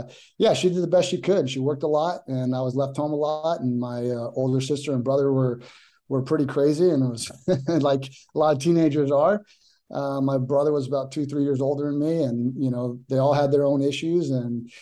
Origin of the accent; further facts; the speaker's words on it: La Habra, California, United States; I grew up in La Habra, California, which is actually like Whittier, which is Los Angeles County